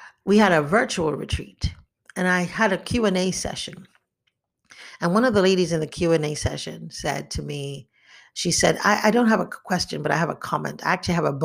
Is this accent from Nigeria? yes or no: yes; Nigeria; growing up in Nigeria